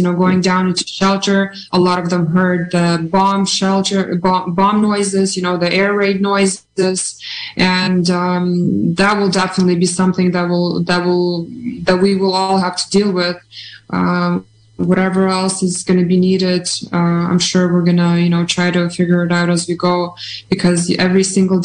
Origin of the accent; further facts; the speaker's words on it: Canada; moved away as an adult; now in Ukraine; growing up in Canada and, you know, being born and having roots in Ukraine